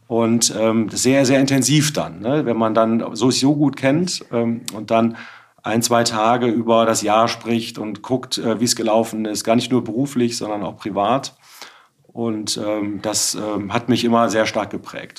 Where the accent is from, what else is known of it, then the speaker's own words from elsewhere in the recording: Bergisch Gladbach, North Rhine-Westphalia, Germany; also born or lived in Witten; nach dem Abitur mein Bruder und ein paar Kumpels von der Schule einen Karnevalsverein gegründet haben. Und ähm, ich bin jetzt seit 25 Jahren Mitglied dieses Karnevalsvereins. Wir sind jetzt auch gerade wieder beim Zug mitgegangen, äh, bei uns in Refrath im Dorf